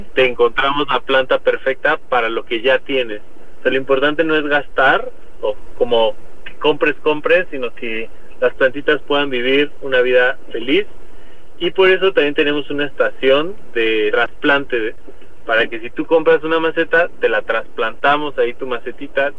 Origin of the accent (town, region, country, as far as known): Mexico